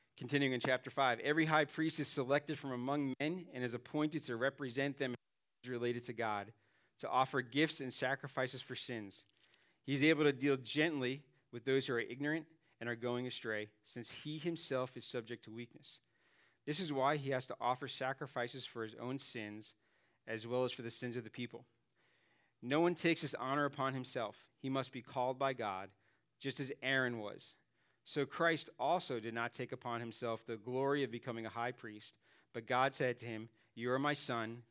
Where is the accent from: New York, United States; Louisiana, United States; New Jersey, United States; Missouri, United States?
New York, United States; New York City; moved away; I grew up in Staten Island, New York, and, uh, every once in a while the accent kicks